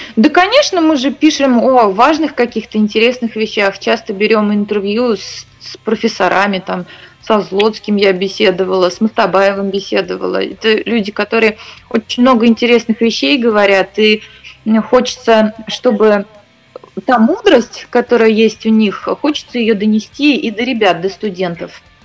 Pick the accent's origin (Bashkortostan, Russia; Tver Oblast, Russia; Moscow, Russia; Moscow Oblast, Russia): Bashkortostan, Russia; Iglinsky District; born or raised there